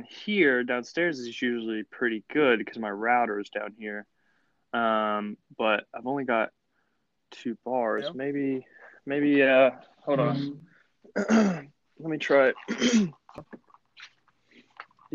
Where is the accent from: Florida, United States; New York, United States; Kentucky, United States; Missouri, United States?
Kentucky, United States; Ashland; I'm from Ashland, Kentucky.